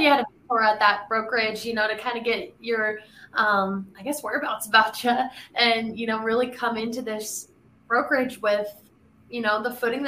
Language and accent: English; Pueblo, Colorado, United States; I'm from Pueblo, Colorado